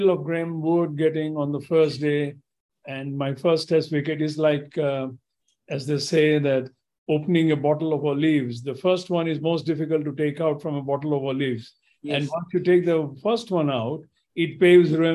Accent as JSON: {"language": "English", "town": "Kolkata", "region": "West Bengal", "country": "India", "tie": "born or raised there", "also_born_or_lived": "Rajkot, Gujarat, India", "said": "So I was born at Rajkot, but always lived my entire growing up life in Calcutta"}